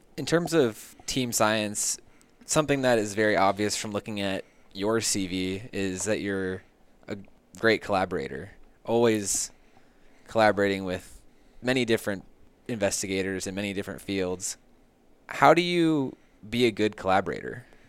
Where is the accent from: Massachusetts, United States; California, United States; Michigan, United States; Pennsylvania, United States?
California, United States; San Diego; I grew up in San Diego